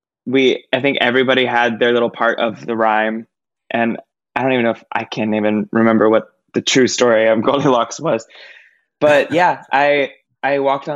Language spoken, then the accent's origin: English; Lakeland, Florida, United States; now in Brooklyn, United States; I am originally from a city called Lakeland in Florida